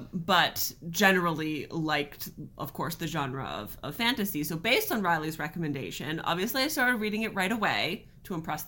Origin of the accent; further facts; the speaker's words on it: Canada; And we are a couple from Canada who loves to read.